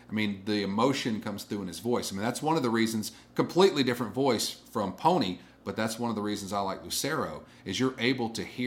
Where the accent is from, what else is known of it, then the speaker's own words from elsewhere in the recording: Columbus, Mississippi, United States; for a small town like Columbus, Mississippi, and I grew up here from about the age of four. I grew up in Columbus